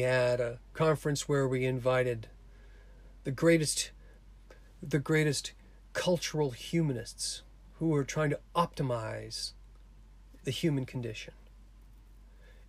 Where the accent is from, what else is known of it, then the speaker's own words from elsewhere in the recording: Cape Cod, Massachusetts, United States; my small town I grew up in Cape Cod